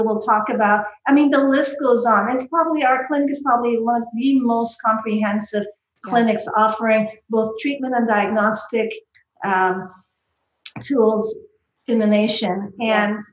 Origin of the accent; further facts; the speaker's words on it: Canada; I'm from Canada